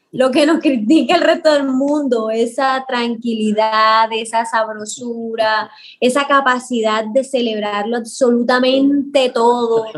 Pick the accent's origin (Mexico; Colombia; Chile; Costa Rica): Colombia; Caribbean coast of Colombia, Caribbean Region; moved away as an adult; now in Bogotá, Colombia; yo que nací en el Caribe, que siempre lo extraño, que siempre vuelvo, pero que llevo 10 casi 18 años viviendo en la ciudad, en Bogotá